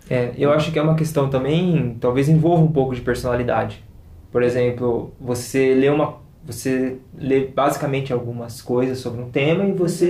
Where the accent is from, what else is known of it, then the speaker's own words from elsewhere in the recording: São Paulo, Brazil; nós somos de São Paulo